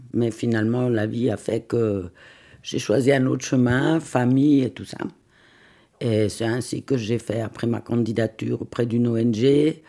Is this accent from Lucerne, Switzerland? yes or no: yes; Lucerne, Switzerland; now in Vevey, Switzerland; Je vis à Vevey, mais je suis née à Lucerne d'une maman italienne, d'un papa lucernois